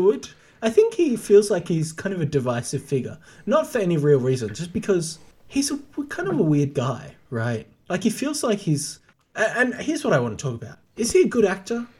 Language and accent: English; Australia; home for me as an Australian